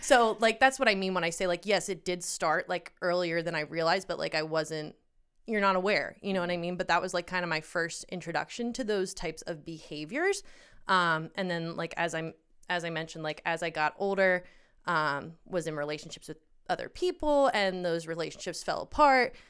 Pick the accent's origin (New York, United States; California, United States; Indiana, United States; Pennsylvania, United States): Pennsylvania, United States; We grew up in Pennsylvania, and I am going to be moving to Colorado as of this weekend.